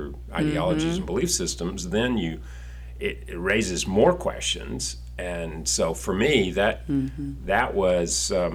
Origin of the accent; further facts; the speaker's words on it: Alabama, United States; moved away as an adult; also born or lived in Houston, Texas / Frisco, Texas / Fort Worth, Texas; now in Texas, United States; my roots growing up in Alabama